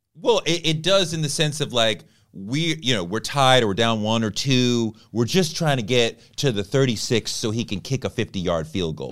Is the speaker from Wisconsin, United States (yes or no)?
no; Boston, Massachusetts, United States; I grew up in Boston.